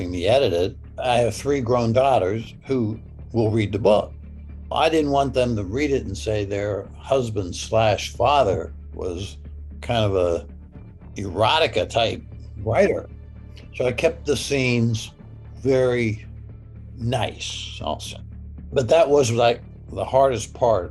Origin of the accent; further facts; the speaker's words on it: Pittsburgh, Pennsylvania, United States; I'm from Pittsburgh